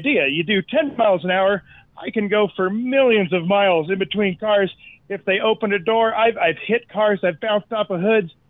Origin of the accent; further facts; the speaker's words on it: Denver, Colorado, United States; moved away as an adult; also born or lived in Southern California; I grew up here in Denver. I went to college out in Santa Barbara, California. I lived almost half my life in Southern California too.